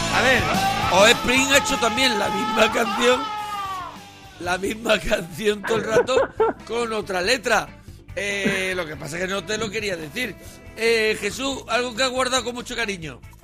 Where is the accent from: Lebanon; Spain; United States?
Spain; Marbella, Andalusia; Yo soy de Marbella.